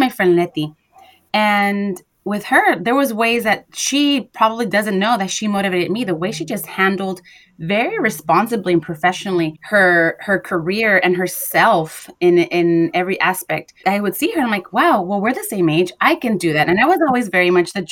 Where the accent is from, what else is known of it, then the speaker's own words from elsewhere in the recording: Los Angeles, California, United States; We're both girls from Watts, went to private schools